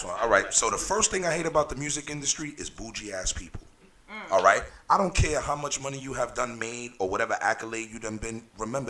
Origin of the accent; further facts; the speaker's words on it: New York City, New York, United States; I'm from the Bronx